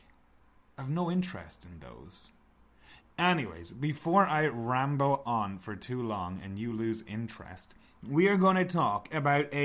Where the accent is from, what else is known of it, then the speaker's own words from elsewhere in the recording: Ireland; moved away as an adult; now in Canada; we are both from Ireland